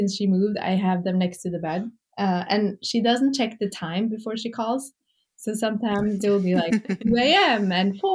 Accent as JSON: {"language": "English", "country": "Norway", "tie": "born or raised there", "moved": "as an adult", "lives_now": "New York, United States", "said": "I grew up in Norway"}